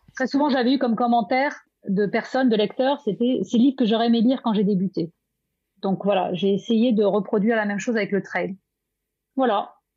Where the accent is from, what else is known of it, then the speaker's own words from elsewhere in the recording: Brittany, France; je suis bretonne